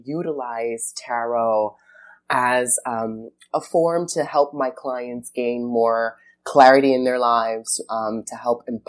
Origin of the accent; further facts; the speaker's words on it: New York, United States; I grew up in New York, and so we would frequent Barnes and Nobles pretty often